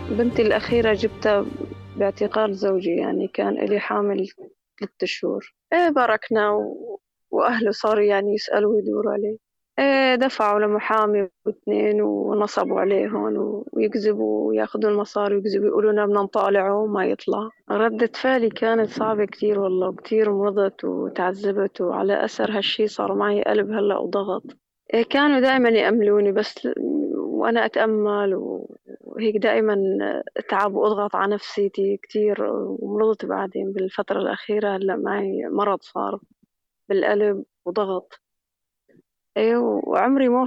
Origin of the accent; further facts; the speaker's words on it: Aleppo, Aleppo Governorate, Syria; now in Idlib, Syria; يعني نزحنا نحن من حلب لهون على إدلب ريف إدلب